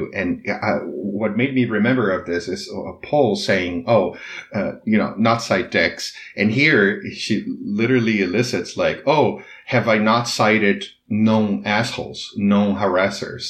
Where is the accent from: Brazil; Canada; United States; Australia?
Brazil; English is a second language; I knew from a very early age that in Brazil, that if I didn't speak English, I wouldn't be able to climb the social ladder.